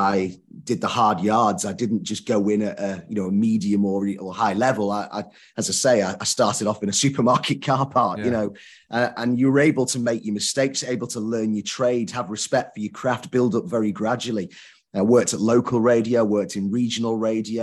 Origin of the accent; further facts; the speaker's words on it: Southport, North West England, United Kingdom; I'm from Southport, which is near Liverpool